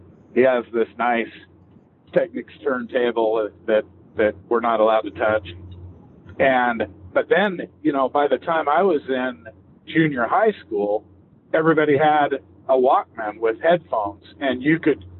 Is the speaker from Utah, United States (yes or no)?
yes; Salt Lake City, Utah, United States; I grew up right in Salt Lake City